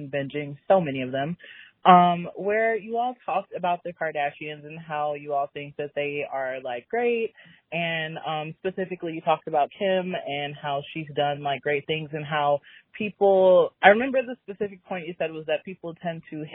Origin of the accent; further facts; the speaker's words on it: Chicago, Illinois, United States; I am broken from Chicago